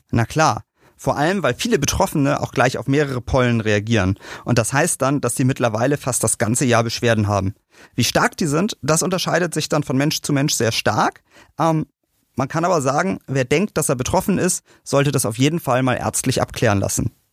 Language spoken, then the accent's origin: German; Berlin, Germany; in einer dicht bebauten Stadt wie bei uns in Berlin